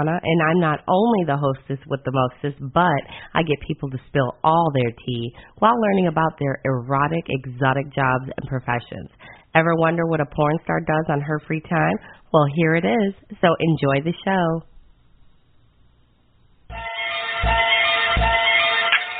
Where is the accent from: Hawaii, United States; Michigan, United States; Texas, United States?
Michigan, United States; Detroit; I'm from Michigan, from Detroit